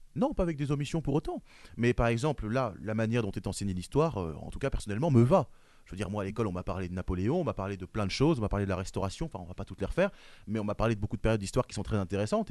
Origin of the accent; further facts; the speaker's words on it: France; Je suis français